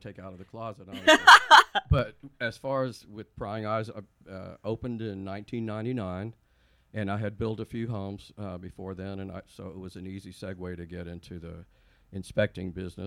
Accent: Helotes, Texas, United States; also born or lived in San Antonio, Texas / Buda, Texas; in San Antonio, and then my parents moved to Helotes, so hill country land like here. And then we moved to Buda in, I want to say, when I was 13

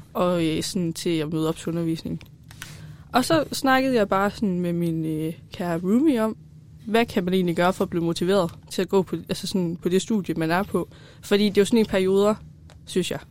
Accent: West Jutland, Central Denmark Region, Denmark; moved away as an adult; also born or lived in Holstebro; now in Aarhus, Denmark; jeg kommer fra Vestjylland af

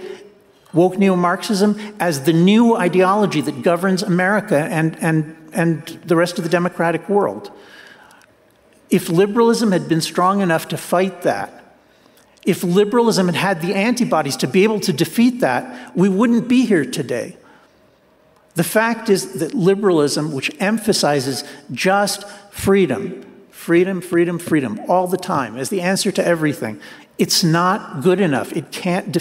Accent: New Jersey, United States; I grew up in New Jersey, and that's the kind of school I went

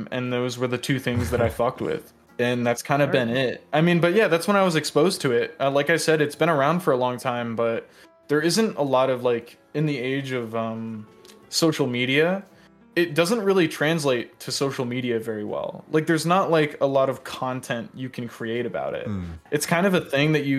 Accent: Iowa, United States; now in Connecticut, United States; I grew up in the Midwest. I grew up in Iowa for a long time.

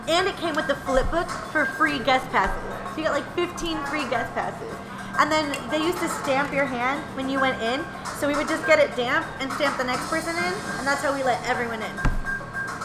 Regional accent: Santa Clarita, California, United States; moved away as an adult; now in Arizona, United States; I'm from Santa Clarita Valley. I'm over by Simi Valley.

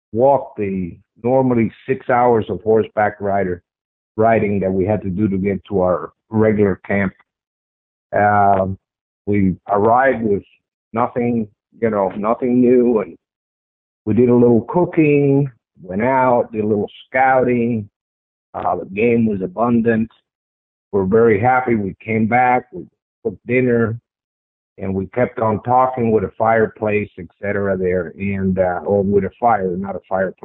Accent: Paterson, New Jersey, United States; moved away as an adult; also born or lived in California; Born and raised in Paterson, New Jersey

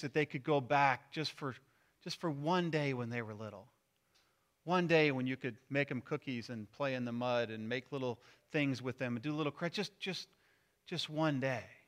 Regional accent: Missouri, United States; moved away; I'm from Missouri

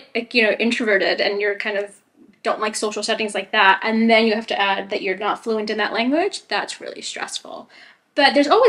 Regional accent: United States; moved away as an adult; also born or lived in Chile; now in Spain; lived now in Dublin, Ireland, and of course, the US, where we're from.

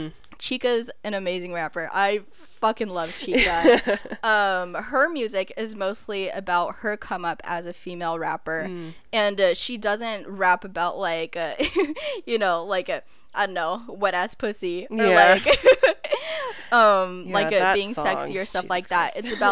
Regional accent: Philippines; well, I'm Filipino, so this is like a given, but island reggae.

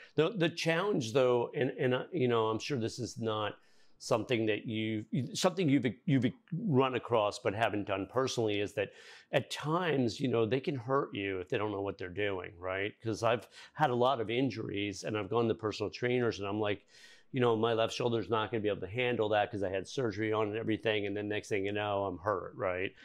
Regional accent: Fairfield County, Connecticut, United States; moved away; I'm from Fairfield County originally

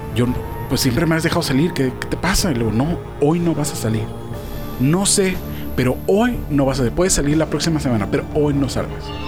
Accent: Tijuana, Baja California, Mexico; Yo siendo tijuanense

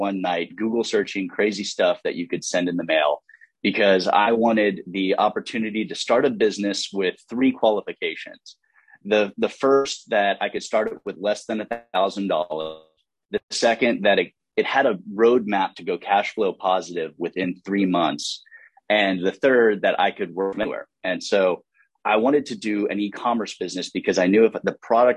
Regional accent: Fort Worth, Texas, United States; I grew up in Fort Worth, Texas

